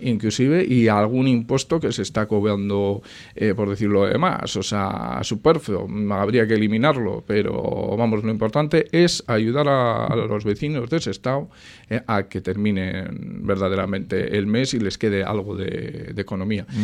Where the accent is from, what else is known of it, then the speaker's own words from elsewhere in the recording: Sestao, Basque Country, Spain; siempre he querido a mi pueblo, lo sigo queriendo. Sestao para mí es un, vamos, es el bastión de mi vida